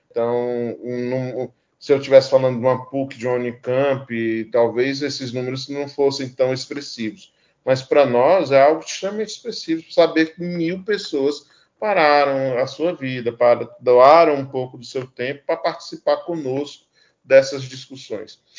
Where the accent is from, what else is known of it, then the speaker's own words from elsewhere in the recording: Ceará, Brazil; moved away as an adult; now in Amapá, Brazil; eu passei até meu ensino médio achando que no Ceará, de onde eu vim